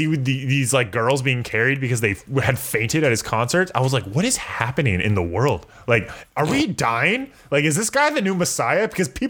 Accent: California, United States; As a Californian

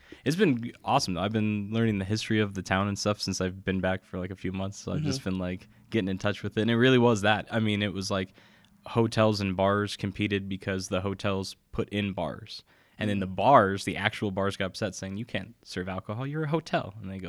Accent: Henderson, Nevada, United States; technically, I'm from Henderson

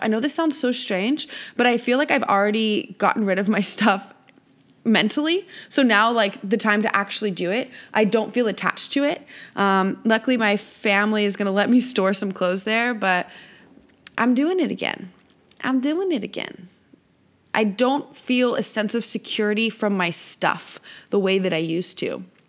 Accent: Visalia, California, United States; moved away as an adult; also born or lived in San Diego, California / Costa Rica; here in my hometown of Visalia, California

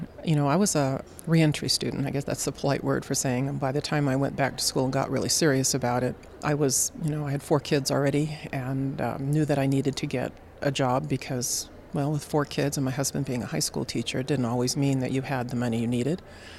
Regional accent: Southern California, United States; I was born in Southern California and raised there.

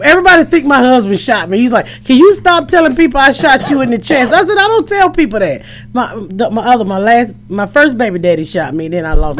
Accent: Atlanta, Georgia, United States; now in Indianapolis, United States; I'm originally from Atlanta. I live in Indianapolis now.

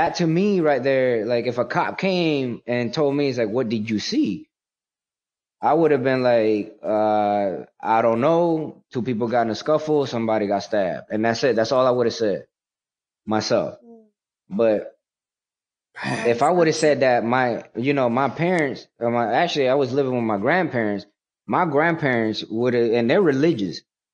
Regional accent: New York City, New York, United States; born there; also born or lived in Puerto Rico; Like, I was born in New York, Manhattan, Washington Heights, in the time where a lot of drugs was happening

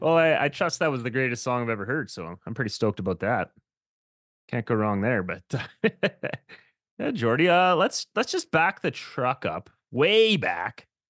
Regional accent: Saskatchewan, Canada; moved away; I was actually from Saskatchewan is where I grew up

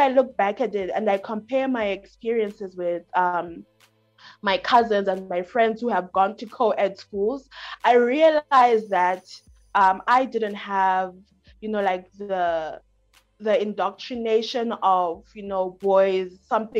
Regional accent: Bulawayo, Zimbabwe; moved away as an adult; also born or lived in United States; now in Malawi; I am a lady from Bulawayo, Nyamandlovu-ish in Zimbabwe. I've grown up in Zimbabwe, and I went to the States for my university education.

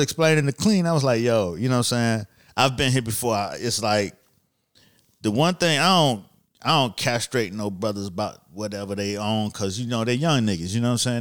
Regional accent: Miami, Florida, United States; I'm from Miami

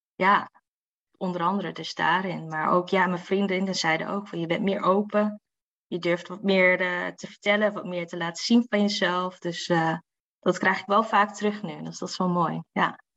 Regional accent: Assen, Drenthe, Netherlands; ik kom gewoon natuurlijk uit Assen.

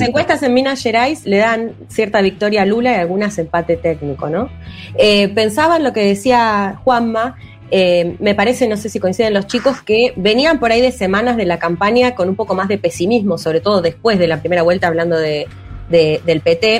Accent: Argentina; soy periodista argentina

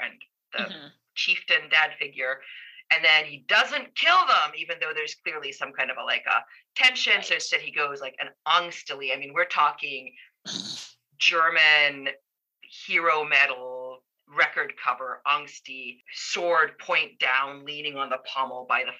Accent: Finland; moved away as an adult; now in Cincinnati, United States; I feel like I'm from Finland

